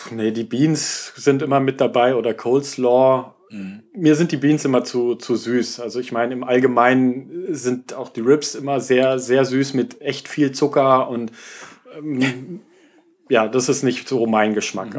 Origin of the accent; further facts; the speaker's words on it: Germany; als äh, Deutscher